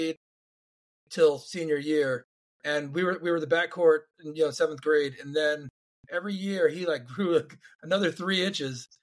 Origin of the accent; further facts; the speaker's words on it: Philadelphia, Pennsylvania, United States; growing up in Philly and playing hoops and playing sports